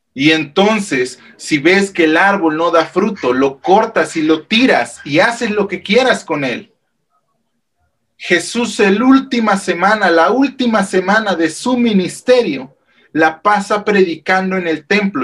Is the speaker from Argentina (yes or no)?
no; Mexico; el calendario civil que nosotros llevamos como mexicanos